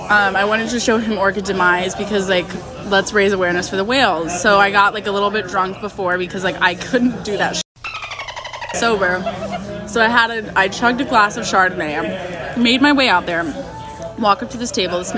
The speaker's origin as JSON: {"language": "English", "region": "East Coast", "country": "United States", "said": "I'm from the East Coast."}